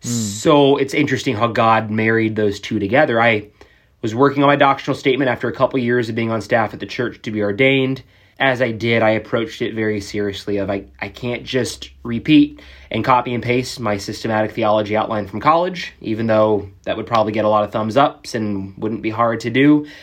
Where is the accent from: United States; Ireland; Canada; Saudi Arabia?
Saudi Arabia; Jeddah, Makkah Province; born there; I was born in Saudi Arabia. My dad was military. Yeah, born in Jeddah, right off the coast of the Red Sea in the early 90s.